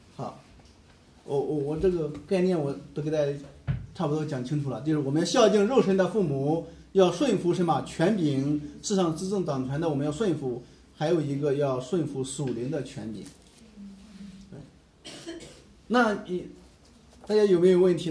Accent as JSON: {"language": "Chinese", "country": "China", "said": "我们中国人"}